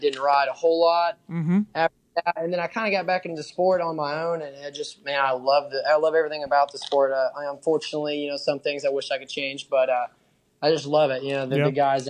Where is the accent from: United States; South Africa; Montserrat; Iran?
United States; Texas; I'm raised in Texas.